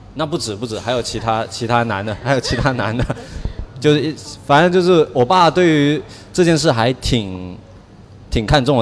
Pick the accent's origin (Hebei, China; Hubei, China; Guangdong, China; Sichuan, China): Guangdong, China; moved away; 在我们潮汕老家结拜兄弟其实是很很重要的一种关系